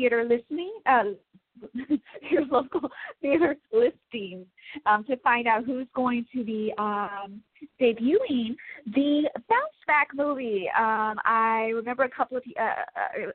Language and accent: English; Chicago, Illinois, United States; now in Los Angeles, United States; Chi-Town, my hometown